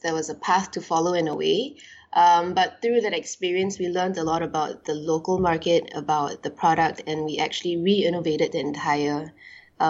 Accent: Singapore; also born or lived in New York, United States; I was born and bred in Singapore, and then I went overseas to New York to do my university

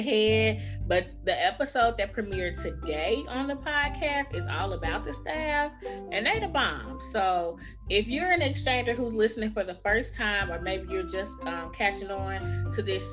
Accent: Chicago, Illinois, United States; moved away as an adult; I was born and raised in Chicago

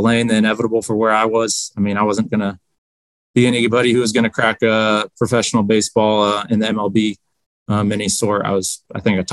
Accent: Rocklin, California, United States; also born or lived in Salem, Oregon; born and raised in Rothland, California. Right here.

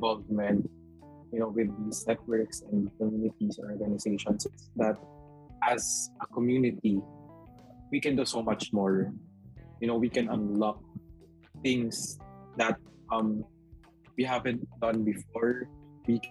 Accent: Philippines; the Filipino spirit of bayanihan is always within us as Filipino advocates

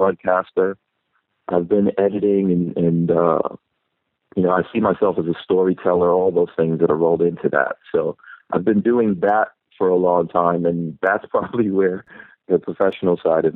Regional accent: New York City, New York, United States; also born or lived in Guyana; I grew up in Far Rockaway, New York, which is on the beach

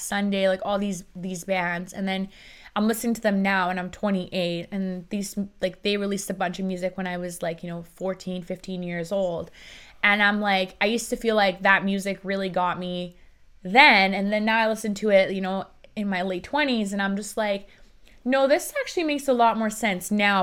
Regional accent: Vancouver, British Columbia, Canada; English is a second language; also born or lived in Iran; I grew up in Iran. And then I moved to Canada when I was seven years old

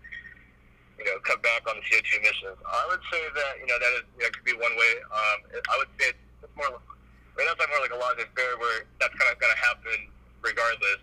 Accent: Southern California, United States; I grew up in Southern California

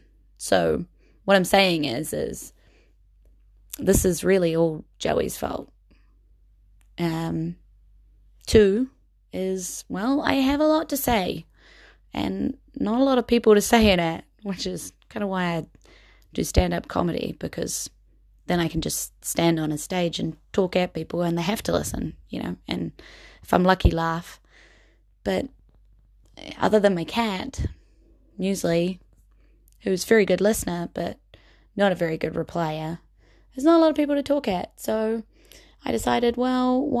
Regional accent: Wellington, New Zealand; I live in the capital city here in Wellington of New Zealand.

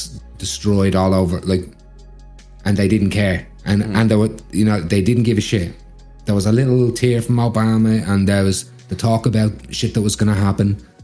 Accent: Australia; But growing up in Australia, that's another thing that shocked me.

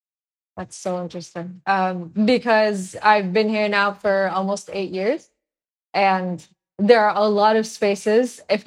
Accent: Egypt; now in Canada; Because I was Barra, I'm Egyptian. And I'm Egyptian Canadian, but Egyptian.

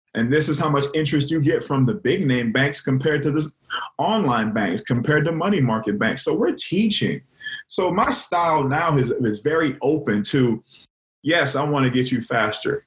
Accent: Miami, Florida, United States; moved away as an adult; also born or lived in Clemson, South Carolina; I'm from Miami, Florida

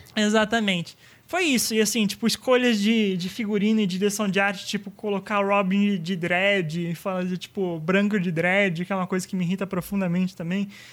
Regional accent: São Bernardo do Campo, São Paulo, Brazil; não sou de São Paulo, seu estúpido, eu sou de São Bernardo

